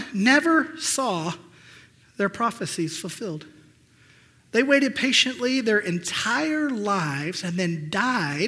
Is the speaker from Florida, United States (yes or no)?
no; Johnson County, Arkansas, United States; we grew up in Johnson County, Arkansas